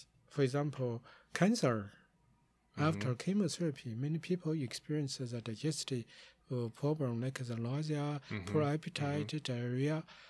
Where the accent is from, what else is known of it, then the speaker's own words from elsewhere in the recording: Zigong, Sichuan, China; moved away; go back to my hometown, the Zigong City, which is the south of the Chengdu University of Chinese Medicine